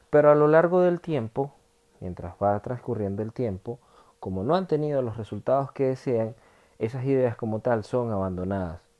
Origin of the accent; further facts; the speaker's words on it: Venezuela; accent: Venezuelan; now in France; siempre voy a tener mi acento latino o venezolano, pero lo domino bastante bien en comparación a cuando yo llegué acá a Francia hace tres años y medio